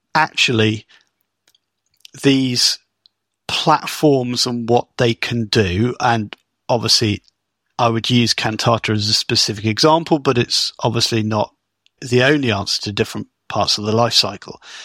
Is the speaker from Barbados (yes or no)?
no; United Kingdom; as a Brit